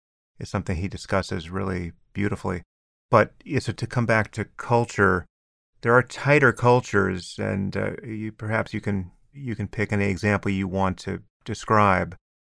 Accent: United States; And I'm certainly American enough to be horrified at the extreme versions of all this.

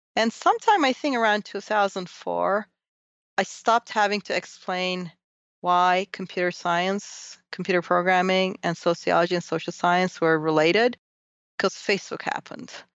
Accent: Turkey; moved away; I grew up in Turkey

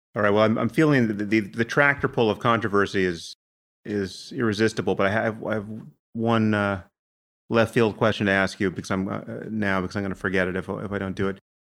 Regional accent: United States; I'm from America

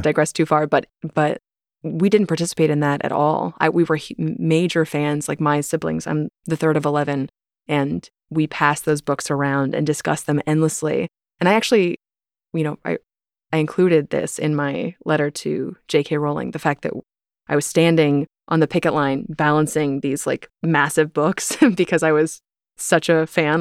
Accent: Topeka, Kansas, United States; I grew up in the Westboro Baptist Church. You know, I was born and raised there

